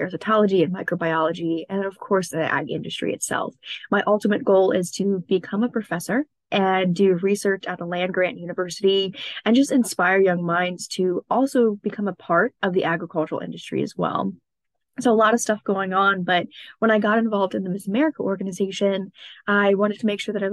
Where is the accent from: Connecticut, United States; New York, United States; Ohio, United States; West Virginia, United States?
West Virginia, United States; Martinsburg; I grew up in Martinsburg, West Virginia